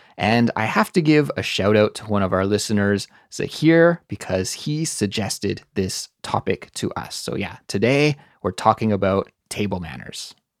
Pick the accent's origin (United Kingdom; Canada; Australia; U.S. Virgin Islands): Canada; I'm Canadian